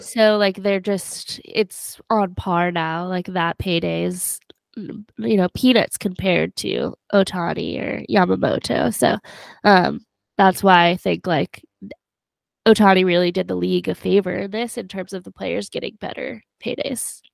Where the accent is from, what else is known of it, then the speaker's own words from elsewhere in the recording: Albuquerque, New Mexico, United States; I'm from Albuquerque.